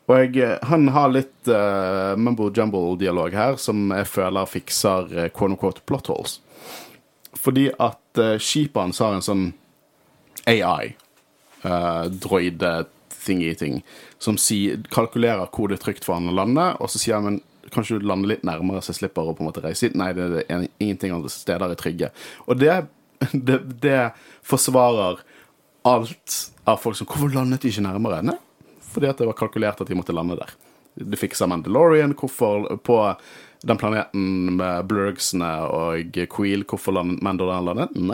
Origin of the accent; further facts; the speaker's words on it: Norway; vi er fra Norge.